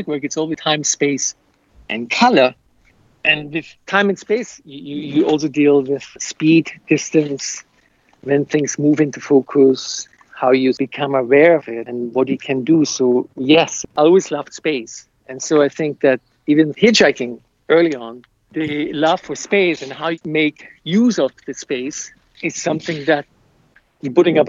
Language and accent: English; Austria; moved away as an adult; also born or lived in United States; I'm from Austria, in the country, so I'm very much aware of nature and landscape and the surroundings, even though the last 34 years I've lived in metropolitan cities